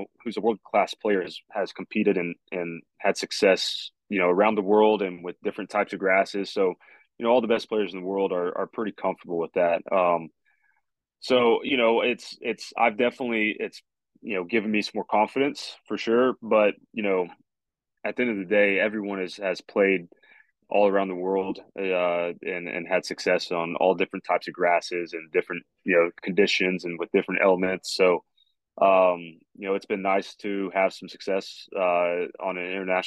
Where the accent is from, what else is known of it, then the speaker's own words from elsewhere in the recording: Oklahoma City, Oklahoma, United States; I grew up in Oklahoma City, you know, went to school there and still live there